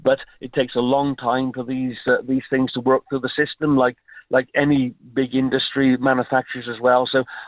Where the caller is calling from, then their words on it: Wales, United Kingdom; Yeah, I'm actually speaking from North Wales today.